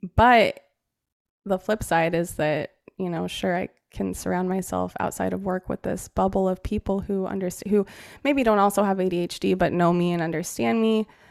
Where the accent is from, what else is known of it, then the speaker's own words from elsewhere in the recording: Central Oregon, United States; I grew up in Oregon, in Central Oregon, in a really blue collar family.